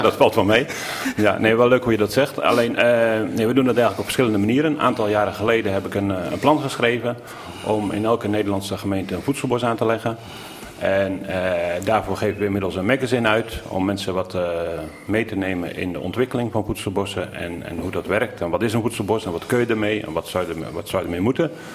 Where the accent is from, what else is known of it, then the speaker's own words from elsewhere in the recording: Veluwe, Gelderland, Netherlands; Ik ben opgegroeid op de Veluwe, een prachtige boerderij.